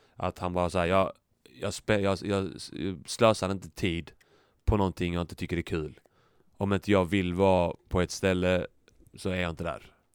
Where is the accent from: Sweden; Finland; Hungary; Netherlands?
Sweden; Skåne; accent: Scanian (skånska); jag pratar skånska